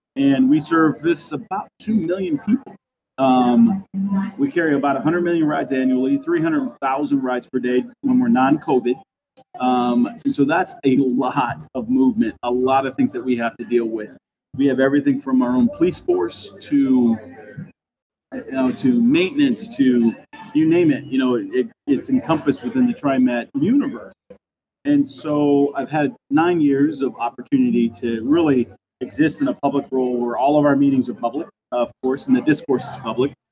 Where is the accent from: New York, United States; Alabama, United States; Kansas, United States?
Kansas, United States; now in Gresham, United States; I'm from Kansas originally